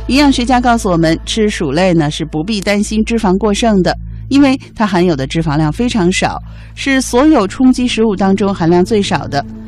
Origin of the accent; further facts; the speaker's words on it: China; 我们中国人